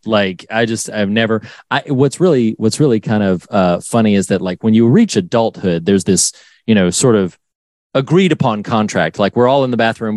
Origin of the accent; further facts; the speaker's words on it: North Carolina, United States; I'm from North Carolina and uh Wilmington is an area that I knew well.